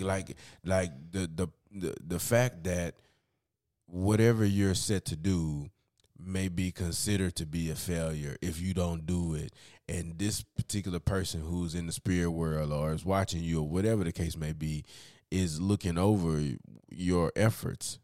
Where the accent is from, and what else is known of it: United States